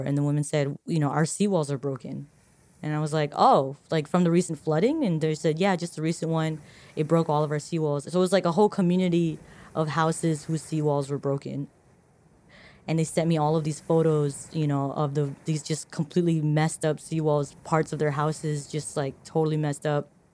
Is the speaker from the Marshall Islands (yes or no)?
yes; Marshall Islands; I'm from the Marshall Islands.